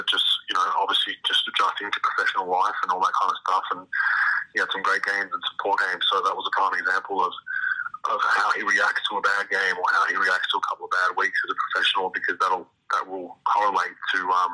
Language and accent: English; Australia; moved away as an adult; when I grew up in Australia